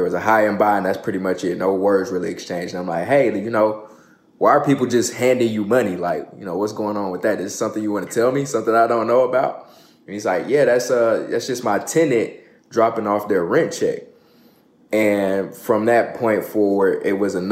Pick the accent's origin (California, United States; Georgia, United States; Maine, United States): Georgia, United States; Atlanta; also born or lived in Orlando, Florida / Columbus, Ohio / Buffalo, New York; I'm from Atlanta, Georgia, originally from Orlando, was born in Orlando. I moved to Atlanta when I was 12